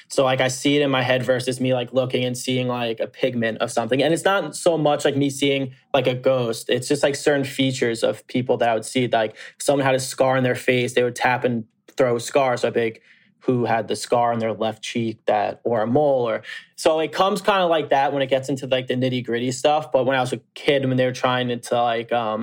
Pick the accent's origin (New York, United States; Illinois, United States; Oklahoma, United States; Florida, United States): New York, United States; Long Island; I grew up on Long Island